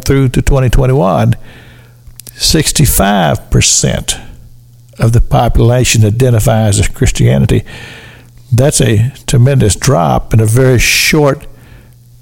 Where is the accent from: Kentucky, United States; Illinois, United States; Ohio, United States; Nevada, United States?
Kentucky, United States; Sunrise; the little church that I grew up in there in Sunrise, Kentucky